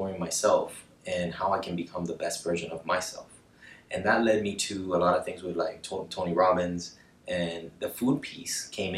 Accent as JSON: {"language": "English", "town": "Cartagena", "region": "Bolívar", "country": "Colombia", "tie": "born or raised there", "said": "I grew up in Colombia, in Cartagena."}